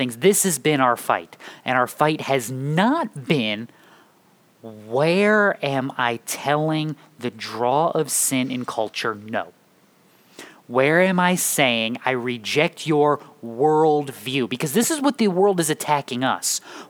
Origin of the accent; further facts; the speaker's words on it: Ireland; I'm Irish